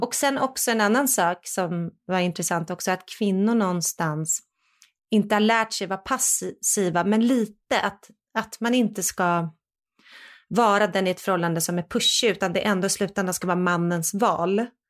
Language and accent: Swedish; Sweden; jag är ju fortfarande svensk